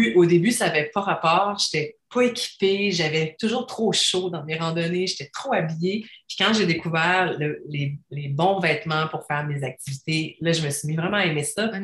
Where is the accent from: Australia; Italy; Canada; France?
Canada; Quebec City, Quebec; now in Estrie, Canada; je viens de Québec.